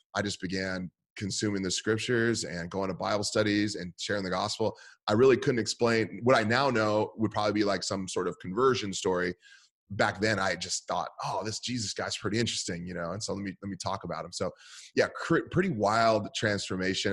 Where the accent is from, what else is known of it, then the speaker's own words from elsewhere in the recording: San Francisco Bay Area, California, United States; I grew up in the San Francisco Bay Area.